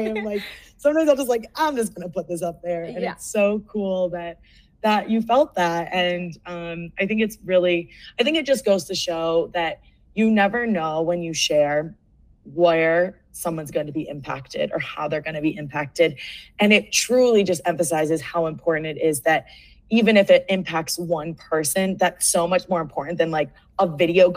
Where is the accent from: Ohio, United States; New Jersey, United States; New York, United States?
Ohio, United States; Cleveland; moved away as an adult; also born or lived in Seattle; now in Denver, United States; Born and raised in Cleveland, Ohio, went to Ohio State, then traveled to Seattle, then down to Denver